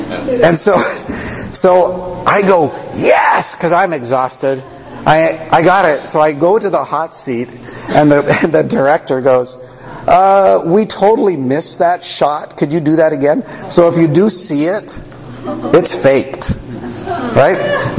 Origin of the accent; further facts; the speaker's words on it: Canada; Now I'm a Canadian.